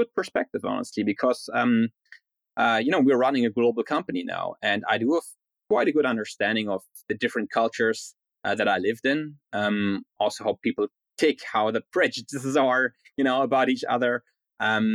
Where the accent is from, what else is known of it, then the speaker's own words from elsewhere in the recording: Berlin, Germany; moved away as an adult; also born or lived in Spain / Denmark / Ireland; now in New York City, United States; I was born and raised in Berlin